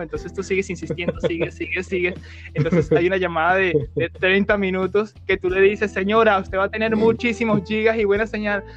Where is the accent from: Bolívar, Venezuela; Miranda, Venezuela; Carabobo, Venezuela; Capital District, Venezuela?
Miranda, Venezuela; Guarenas; yo soy de Guarenas y está a 40 minutos más o menos de mi trabajo